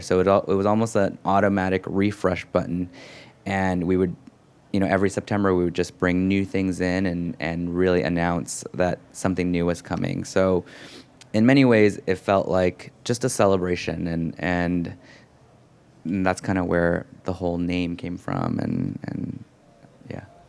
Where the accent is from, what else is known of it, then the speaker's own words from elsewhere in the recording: San Francisco, California, United States; moved away as an adult; also born or lived in Los Angeles / Berkeley; now in New York, United States; then we moved to Berkeley and the Bay Area and growing up in San Francisco and, you know, ninety-three and on and moving to New York in two thousand